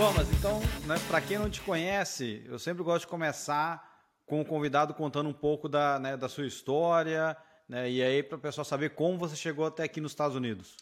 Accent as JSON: {"language": "Portuguese", "town": "Patrocínio", "region": "Minas Gerais", "country": "Brazil", "tie": "born or raised there", "said": "quando eu era né, adolescente em Minas, tinha, sei lá, 14 anos, 15. Também sou de Minas, só que eu sou do interior, sou de patrocínio"}